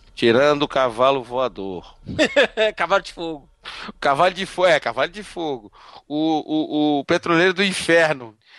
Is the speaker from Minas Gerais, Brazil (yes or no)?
yes; Belo Horizonte, Minas Gerais, Brazil; now in Northeast Brazil; Nascido e criado em Minas Gerais e, e, e traficado pro Nordeste